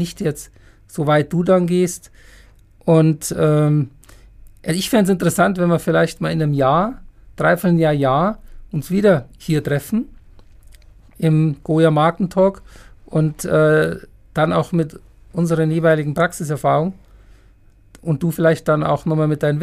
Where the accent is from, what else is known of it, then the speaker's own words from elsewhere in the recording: Munich, Bavaria, Germany; now in Heidelberg, Germany; In meiner Heimatstadt